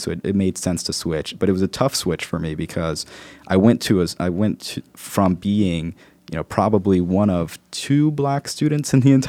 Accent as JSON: {"language": "English", "town": "Newark", "region": "New Jersey", "country": "United States", "tie": "born or raised there", "said": "growing up in Newark was something that I always attribute to, you know, characteristics like resilience, hope, passion."}